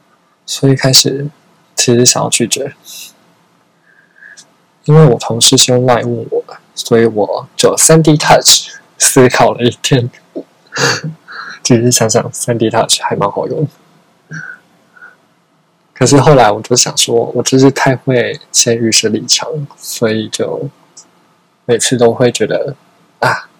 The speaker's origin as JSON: {"language": "Chinese", "region": "Changhua County", "country": "Taiwan", "tie": "born or raised there", "lives_now": "Taipei, Taiwan", "said": "那我老家就在彰化。我除夕还要上班到六点半，我就算搭高铁回去，哎，也八点钟了，哎，大家都吃饱了，我也不用吃了，然后我要再很赶，呃，再搭车回来台北，因为隔天还要上班。"}